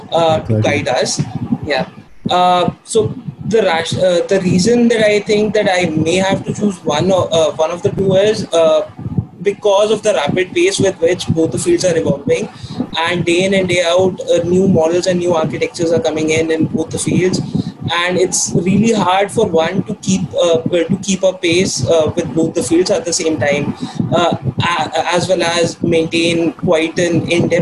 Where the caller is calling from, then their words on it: India; So I'm logging in from India